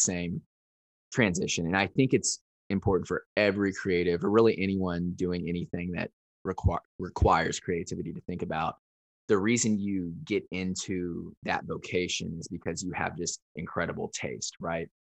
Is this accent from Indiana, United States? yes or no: yes; Evansville, Indiana, United States; moved away as an adult; also born or lived in Chicago; now in Nashville, United States; my hometown, which is Evansville, Indiana. It's uh, in southern Indiana.